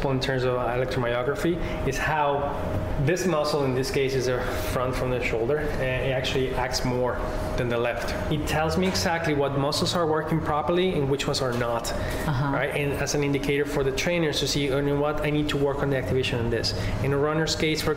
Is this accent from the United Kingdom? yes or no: no; Mexico; now in New York, United States; I'm from Mexico.